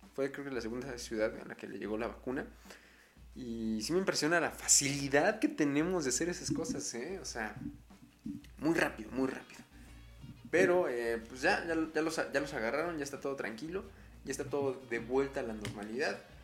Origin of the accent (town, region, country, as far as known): Mexico